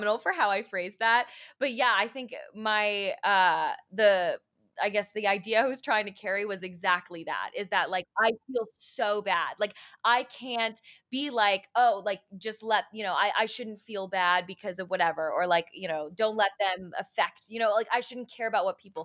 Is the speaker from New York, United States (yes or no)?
yes; Long Island, New York, United States; I'm from, you know, suburban Long Island